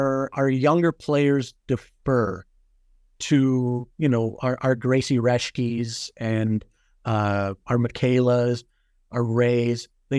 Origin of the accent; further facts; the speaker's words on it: Edmonton, Alberta, Canada; especially often where we're going to Edmonton. I'm from Edmonton.